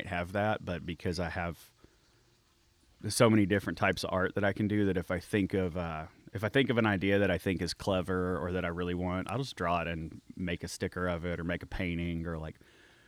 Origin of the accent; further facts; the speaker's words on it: Arkansas, United States; I'm from Arkansas